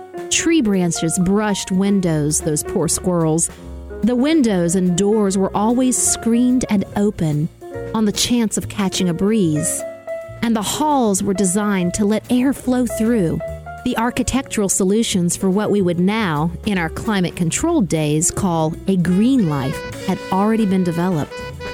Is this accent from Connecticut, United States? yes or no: yes; Connecticut, United States; I was growing up in Connecticut, but it might as well have been Mars.